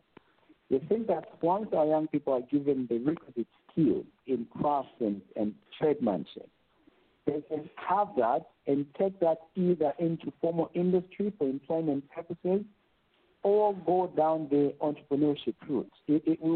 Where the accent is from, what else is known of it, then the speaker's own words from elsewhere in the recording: Ndola, Copperbelt Province, Zambia; we are born and bred in Kabushi constituency. I was raised in Lesotho.